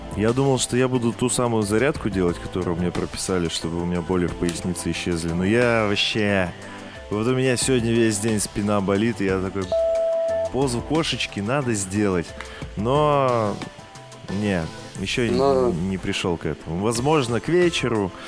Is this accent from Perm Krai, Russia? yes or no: yes; Perm, Perm Krai, Russia; moved away; у нас на родине в Перми